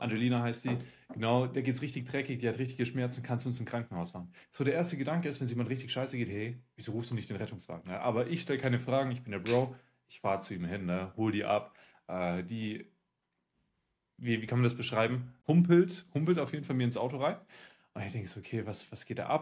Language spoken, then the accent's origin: German; Siberia, Russia; now in Germany; obwohl ich in Sibirien geboren, äh, geboren worden bin